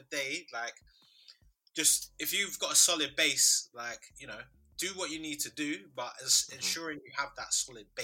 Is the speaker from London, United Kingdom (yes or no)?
yes; London, United Kingdom; I was born in London.